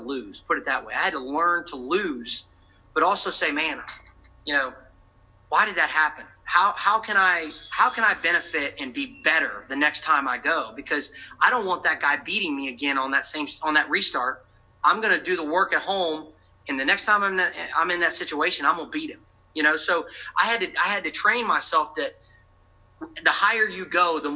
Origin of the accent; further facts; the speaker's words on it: Virginia, United States; I grew up in Virginia, was racing motorcycles